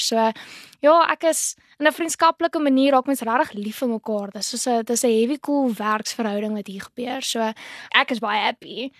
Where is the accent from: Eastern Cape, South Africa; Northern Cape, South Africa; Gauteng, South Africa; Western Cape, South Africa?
Eastern Cape, South Africa; Port Elizabeth; ek is eintlik van Port Elizabeth ek is 21 jaar oud, so ek het in 2019 matrikuleer